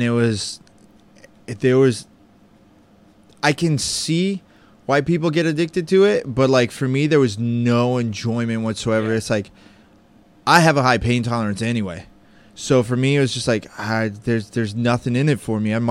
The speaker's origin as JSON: {"language": "English", "country": "Italy", "tie": "born or raised there", "moved": "yes", "said": "I was born in Italy. My parents are from Argentina"}